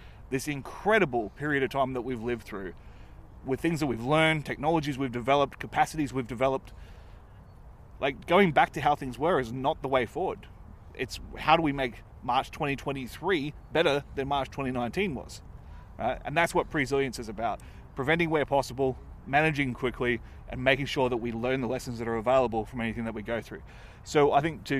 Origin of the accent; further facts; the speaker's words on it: Australia; I'm from Australia.